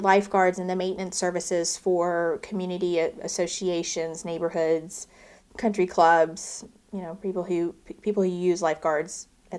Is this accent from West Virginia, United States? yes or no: no; Houston, Texas, United States; I was born and raised in Houston, Texas.